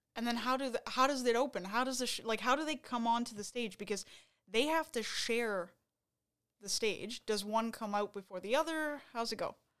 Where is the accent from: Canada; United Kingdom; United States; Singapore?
Canada; Montreal, Quebec; were from Montreal